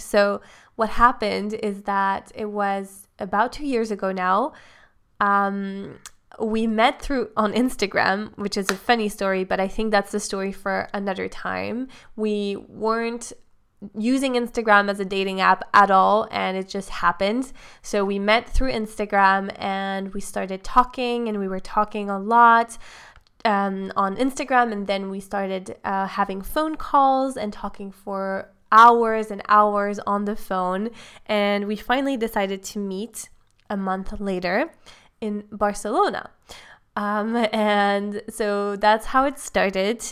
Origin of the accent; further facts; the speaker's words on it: Switzerland; I'm from Switzerland